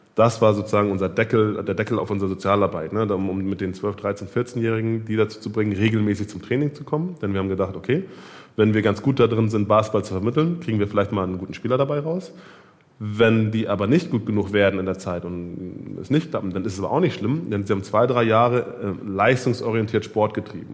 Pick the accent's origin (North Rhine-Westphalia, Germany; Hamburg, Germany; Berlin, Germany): Hamburg, Germany; ich bin selber Winnesburger